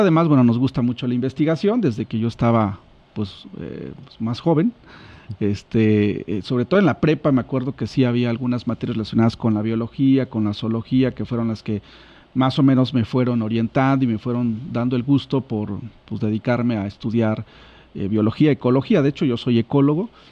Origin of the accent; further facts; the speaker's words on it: Chilpancingo, Guerrero, Mexico; soy de Chilpancingo, bueno, aquí, aquí oriundo de, de, de, esta, de esta ciudad.